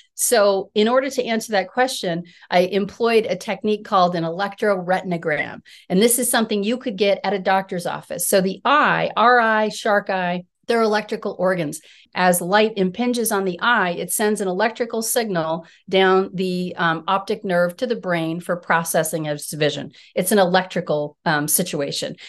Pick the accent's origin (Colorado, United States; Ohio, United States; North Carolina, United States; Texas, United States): Colorado, United States; I'm a Colorado native. I grew up in Colorado